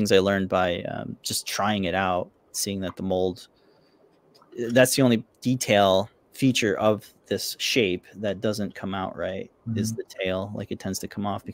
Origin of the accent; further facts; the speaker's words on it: Florida, United States; moved away as an adult; now in New England, United States; I've never seen snow in my 30 years growing up in Florida with Pedro